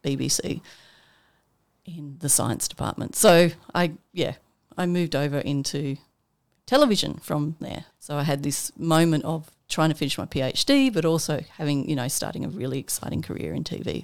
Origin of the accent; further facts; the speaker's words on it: Armidale, New South Wales, Australia; now in Canberra, Australia; I grew up in Armidale in New South Wales, uh, small on a small little farm.